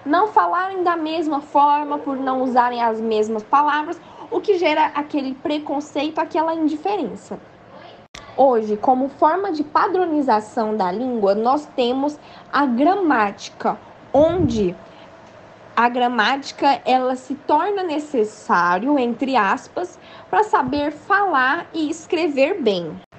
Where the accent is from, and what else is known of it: Brazil